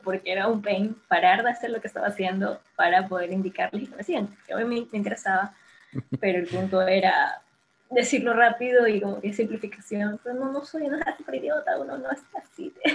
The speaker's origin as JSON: {"language": "Spanish", "town": "Guayaquil", "region": "Guayas", "country": "Ecuador", "said": "yo soy de Guayaquil"}